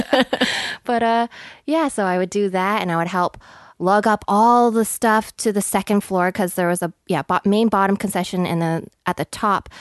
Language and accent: English; Nanaimo, British Columbia, Canada; moved away; I am originally from Nanaimo.